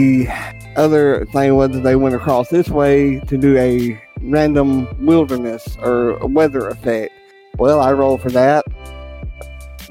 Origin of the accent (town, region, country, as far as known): United States; accent: redneck